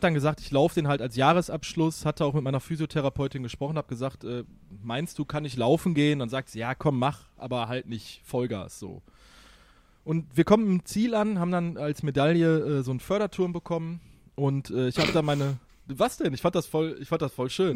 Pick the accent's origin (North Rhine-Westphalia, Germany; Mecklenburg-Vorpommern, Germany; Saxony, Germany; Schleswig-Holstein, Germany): North Rhine-Westphalia, Germany; Ruhr area; für mich hier als Ruhrpottler